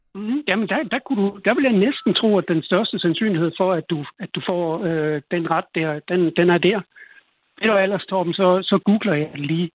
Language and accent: Danish; Denmark; jeg er selv dansker